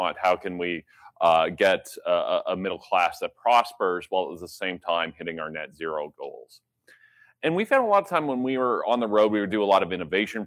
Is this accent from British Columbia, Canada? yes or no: no; London, Ontario, Canada; I'm from the London area